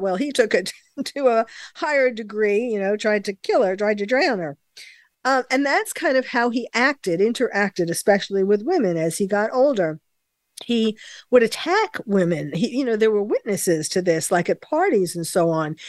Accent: New York, United States; as a New Yorker myself, born and bred in New York

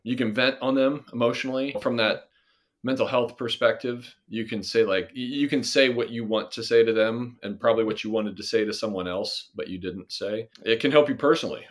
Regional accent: Nebraska, United States; moved away; also born or lived in Michigan; I'm originally from Nebraska

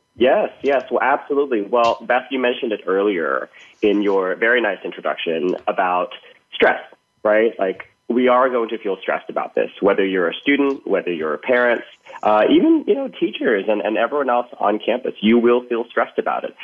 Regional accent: Thailand; moved away; growing up in Thailand

